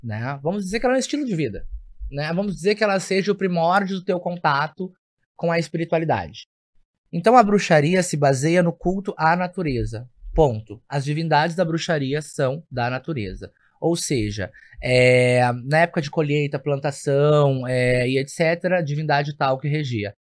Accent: Porto Alegre, Rio Grande do Sul, Brazil; Eu sou natural de Porto Alegre

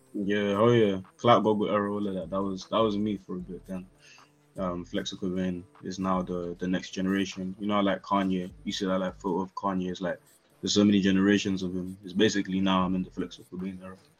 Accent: London, United Kingdom; also born or lived in Nigeria (ancestry, Yoruba); I was born in South. Grew up a little bit uh, when I was a kid but definitely Northwest pretty much all life. So I'm claiming Northwest 100%

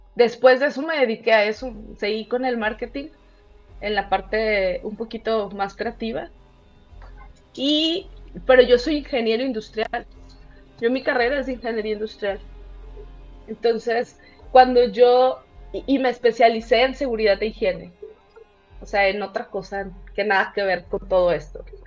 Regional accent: Tampico, Tamaulipas, Mexico; moved away as an adult; now in Querétaro, Mexico; yo vengo a Querétaro, yo soy, yo soy de Tampico, vengo a Querétaro porque hay demasiada industria

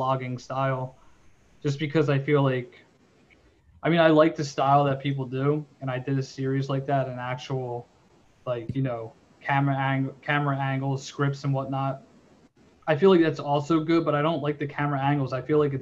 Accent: Delaware County, Pennsylvania, United States; I'm from Delaware County

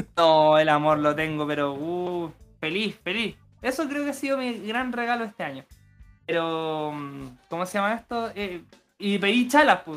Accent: Chile; buen chileno emprendedor

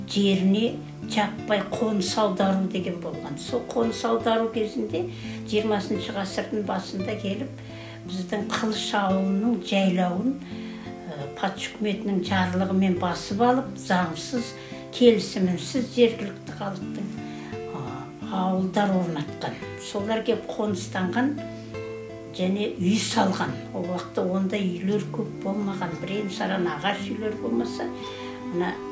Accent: Kylysh village, Tarbagatai foothills, East Kazakhstan Region, Kazakhstan; born or raised there

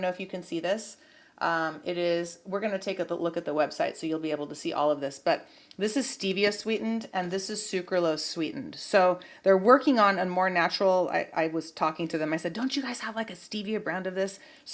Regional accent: Santa Cruz, California, United States; now in Los Angeles, United States; I grew up in Santa Cruz

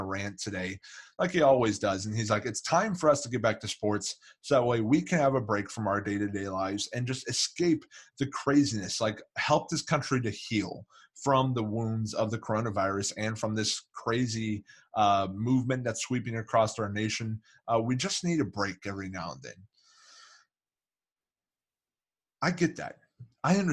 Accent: Kansas City, Missouri, United States; I grew up in Kansas City

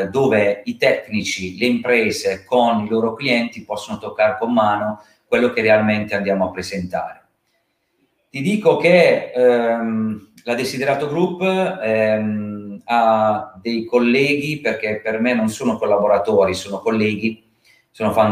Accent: Carbonara, Apulia, Italy; born there; ha sede nel, eh, nel mio paesino di nascita, perché sono molto legato al mio territorio che è Carbonara.

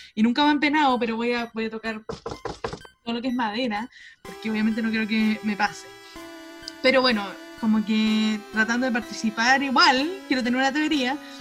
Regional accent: Chile

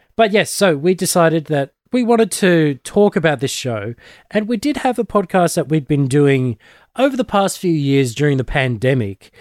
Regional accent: Australia; I'm one of the Aussie nerds

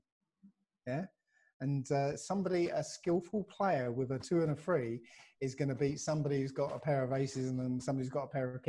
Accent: Basildon, East of England, United Kingdom; from Basildon

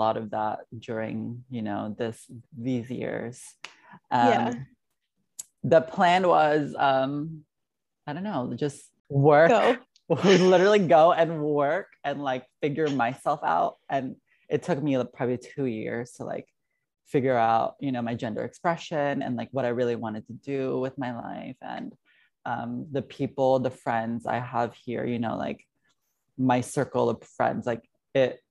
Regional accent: Arizona, United States; now in New York, United States; I'm from Arizona

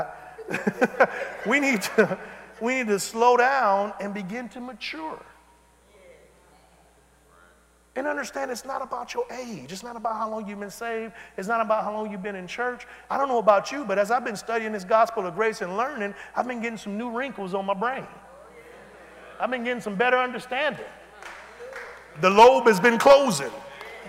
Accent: Detroit, Michigan, United States; I'm from Detroit

